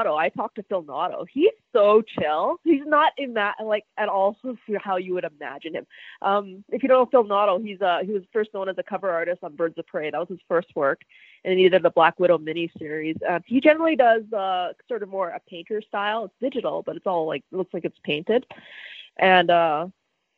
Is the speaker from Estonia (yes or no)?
no; Edmonton, Alberta, Canada; moved away; I'm originally from Edmonton